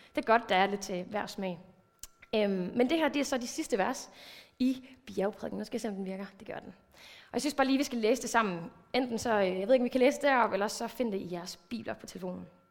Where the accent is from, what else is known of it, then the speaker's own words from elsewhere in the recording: Thy, North Denmark Region, Denmark; moved away; jeg er vokset op i en pinsekirke. Jeg kommer over fra Thy området af